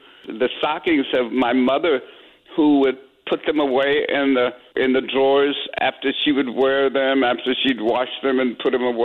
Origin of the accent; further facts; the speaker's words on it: San Francisco, California, United States; I grew up in San Francisco